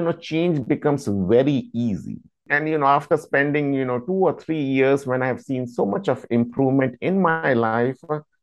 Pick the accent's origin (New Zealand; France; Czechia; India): India; moved away as an adult; now in United States; I am basically from India, and I came to United States in 2008, and I've been living here for the past 14 years.